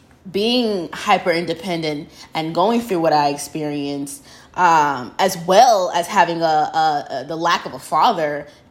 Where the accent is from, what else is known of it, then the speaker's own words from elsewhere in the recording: New York, United States; now in Houston, United States; growing up in New York.